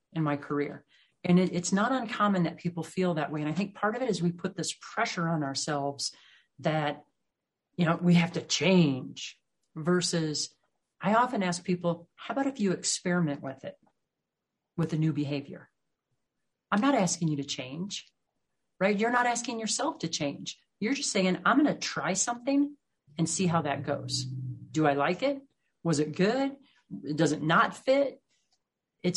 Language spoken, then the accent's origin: English; Midwest, United States; moved away; also born or lived in the Rockies; I grew up in the Midwest where everything's really flat, and now I live out here in the Rockies